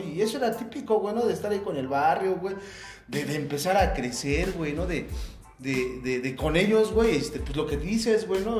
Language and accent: Spanish; Ecatepec, State of Mexico, Mexico; nací en la raza, este, pues ya toda mi vida, este. No toda mi vida he vivido aquí en Ecatepec